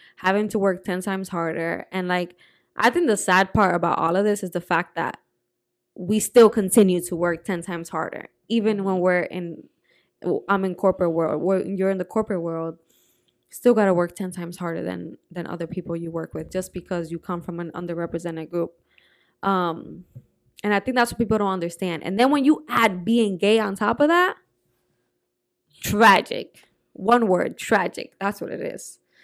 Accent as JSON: {"language": "English", "region": "New Jersey", "country": "United States", "tie": "born or raised there", "also_born_or_lived": "Dominican Republic / Puerto Rico", "said": "growing up in Jersey was also very different"}